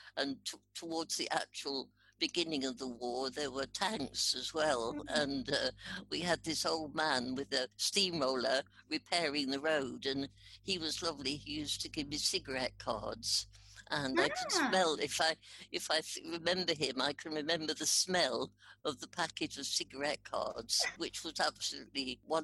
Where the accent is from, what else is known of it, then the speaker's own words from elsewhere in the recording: Park Street, East of England, United Kingdom; also born or lived in Radlett; I grew up in Hertfordshire in a little village in between St Albans and Radlett in Hertfordshire. I was born in Radlett and then we moved into the little village called